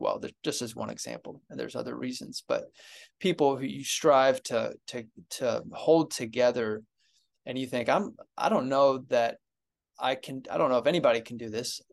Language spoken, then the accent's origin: English; Ohio, United States; moved away; I was at my church growing up in Ohio